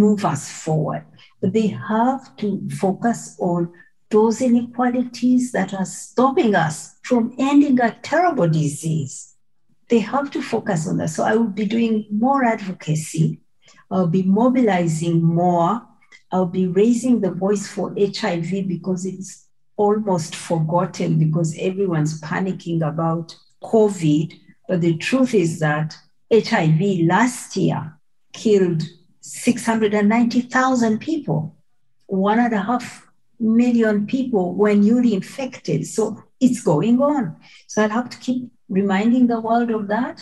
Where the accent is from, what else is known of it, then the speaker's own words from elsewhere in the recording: Mbarara, Western Region, Uganda; moved away; my village in Mbarara